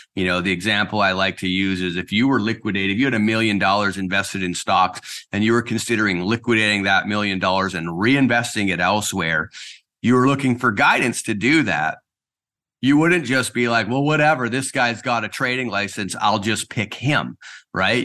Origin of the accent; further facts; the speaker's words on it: Surrey, British Columbia, Canada; moved away as an adult; also born or lived in Kelowna; now in Nanaimo, Canada; I was born and raised in South Surrey, White Rock